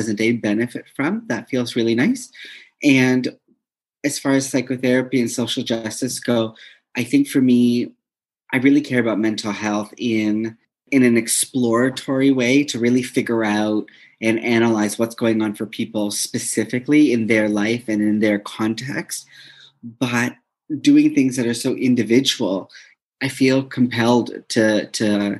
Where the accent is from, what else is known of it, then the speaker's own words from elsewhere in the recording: Toronto, Ontario, Canada; moved away as an adult; now in Winnipeg, Canada; I'm pretty much born and raised in Toronto, and I recently relocated to Winnipeg, Manitoba